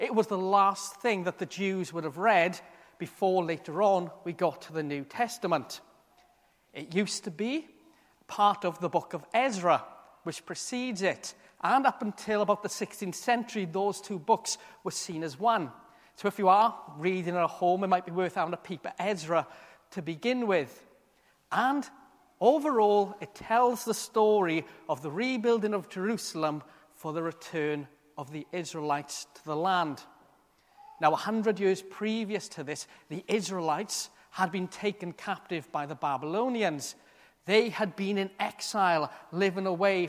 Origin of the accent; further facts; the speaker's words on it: South Wales, United Kingdom; moved away as an adult; I'd spent all my life to that point, other than being in college, in this one town in South Wales